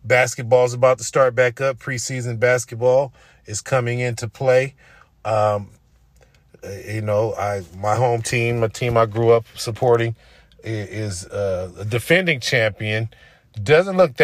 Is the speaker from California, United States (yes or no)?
yes; Oakland, California, United States; moved away as an adult; I'm still in my hometown, in my home area